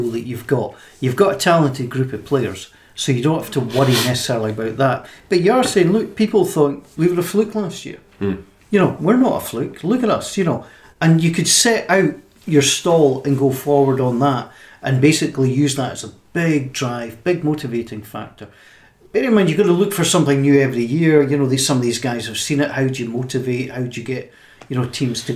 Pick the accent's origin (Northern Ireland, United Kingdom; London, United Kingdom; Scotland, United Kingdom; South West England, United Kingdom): Scotland, United Kingdom